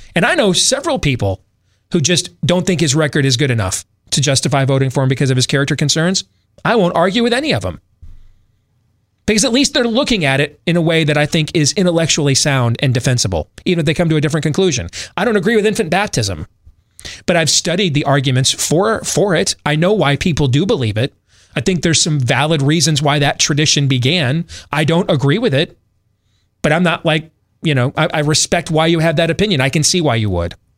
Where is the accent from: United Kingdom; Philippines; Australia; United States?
United States; Grand Rapids, Michigan; Growing up in West Michigan, going to the public schools in Grand Rapids